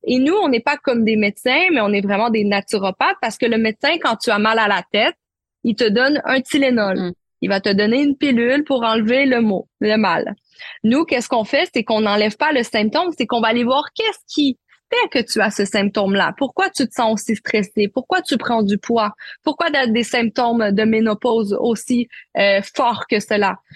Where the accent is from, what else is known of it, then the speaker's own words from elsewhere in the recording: Quebec, Canada; accent: Québécois; also born or lived in Marseille, France; Je suis née à Marseille, mais je suis la québécoise de ma famille puisque j'ai immigré au Québec à l'âge de un an. Donc, vous m'écoutez en ce moment, j'ai vraiment l'accent québécois